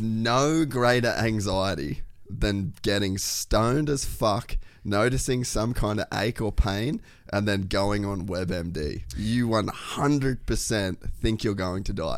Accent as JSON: {"language": "English", "town": "Cairns", "region": "Queensland", "country": "Australia", "tie": "born or raised there", "said": "I grew up in Cairns"}